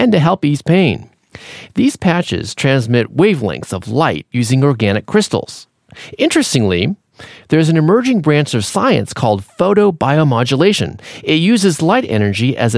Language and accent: English; San Francisco Bay Area, California, United States; my hometown in the San Francisco Bay Area